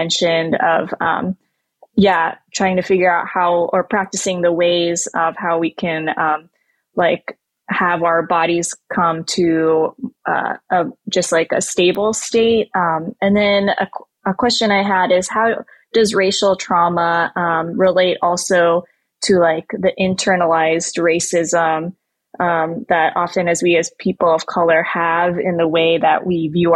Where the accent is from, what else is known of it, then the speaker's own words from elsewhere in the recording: Southern California, United States; also born or lived in Oxnard; I'm second generation Filipino American, and I grew up in SoCal